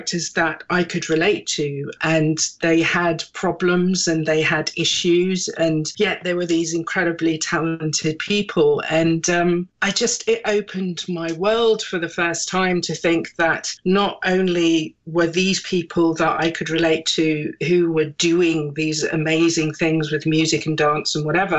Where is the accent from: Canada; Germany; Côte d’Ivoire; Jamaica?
Germany; also born or lived in England / Britain; now in United Kingdom; even though I was born in England, I grew up in Germany. I was there from when I was about six or something. And I grew up in a very small kind of German village.